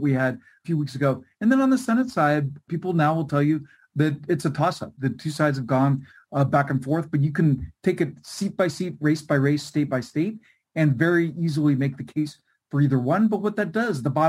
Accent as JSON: {"language": "English", "region": "California", "country": "United States", "tie": "born or raised there", "said": "my home state of California"}